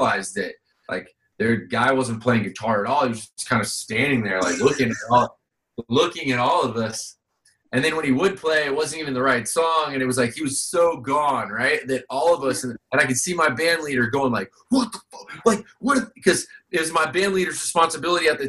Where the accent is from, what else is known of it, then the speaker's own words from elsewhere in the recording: Vero Beach, Florida, United States; growing up in Vero